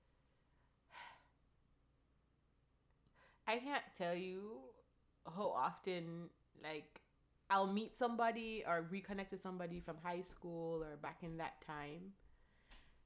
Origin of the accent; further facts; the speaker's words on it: Jamaica; I am Jamaican. I am Caribbean. Culturally, we are very affectionate